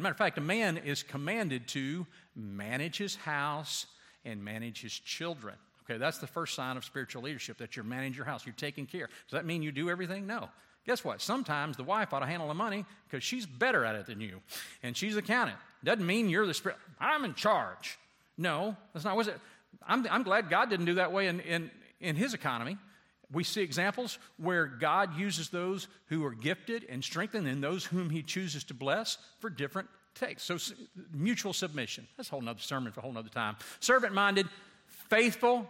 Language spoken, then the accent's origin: English; Louisiana, United States; I grew up in Louisiana, like on a s, snake farm practically.